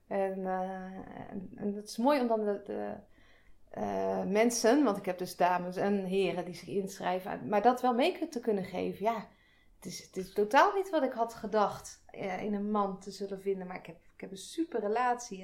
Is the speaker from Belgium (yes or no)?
no; a village near Breda, North Brabant, Netherlands; ik kom uit Breda. Daar ben ik in een dorpje in de buurt opgegroeid